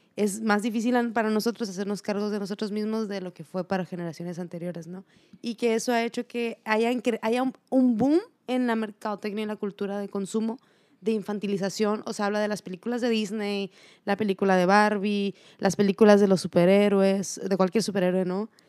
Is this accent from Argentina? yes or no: no; Mexico; nosotros como mexicanos